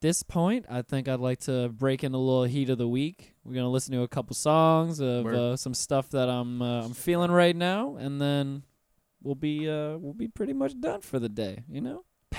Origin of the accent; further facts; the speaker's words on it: Miami, Florida, United States; From Miami.